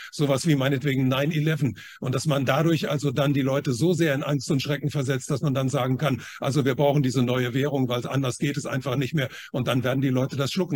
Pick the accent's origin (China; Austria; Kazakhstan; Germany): China; moved away; ich bin ja in China geboren